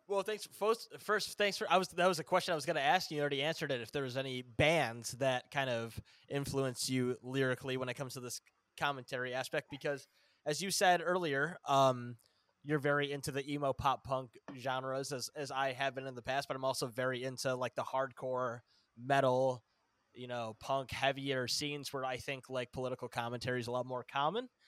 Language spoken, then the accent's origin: English; Northern Illinois, United States; I'm from the Northern Illinois area